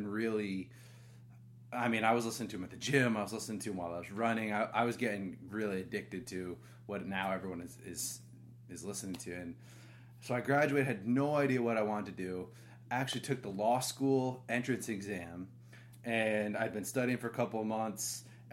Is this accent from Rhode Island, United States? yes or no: yes; Rhode Island, United States; moved away as an adult; also born or lived in San Francisco; now in Austin, United States; I grew up in Rhode Island